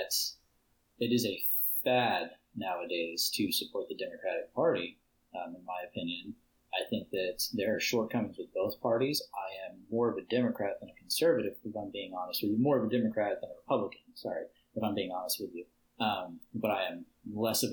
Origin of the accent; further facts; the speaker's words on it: Texas, United States; I myself, as a Texan